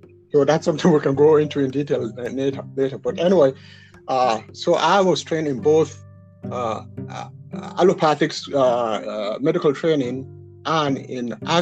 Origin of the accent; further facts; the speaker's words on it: Abeokuta, Ogun State, Nigeria; I'm a Nigerian, but if you ask me, where should you go to live in Nigeria? I'll tell you, Jos. {S0} Yes. {S1} Even though I'm an Abeokuta man.